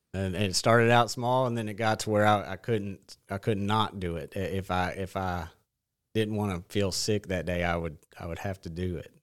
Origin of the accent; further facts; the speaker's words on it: Batesville, Arkansas, United States; I grew up in Batesville